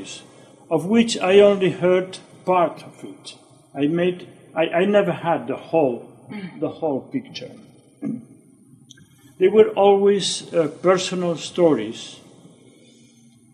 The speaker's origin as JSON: {"language": "English", "town": "Barcelona", "region": "Catalonia", "country": "Spain", "tie": "born or raised there", "said": "I was born in Barcelona in January 1943"}